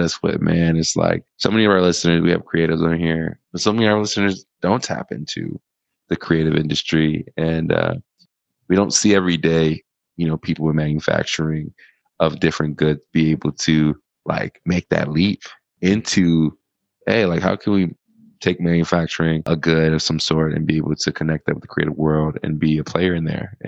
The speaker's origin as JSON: {"language": "English", "country": "United States", "moved": "yes", "lives_now": "Thailand", "said": "as an American"}